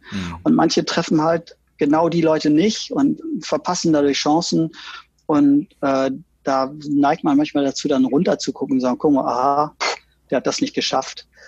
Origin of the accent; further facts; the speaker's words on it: West Germany, Germany; Und dann kam ich und als Wessi mit mhm. langen blonden Haaren und Französisch und Englisch sprechen können.